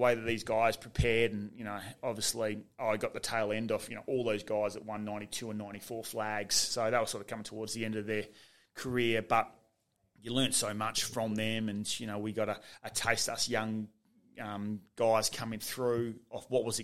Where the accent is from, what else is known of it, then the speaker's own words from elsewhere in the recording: Bassendean, Western Australia, Australia; growing up in Bassendean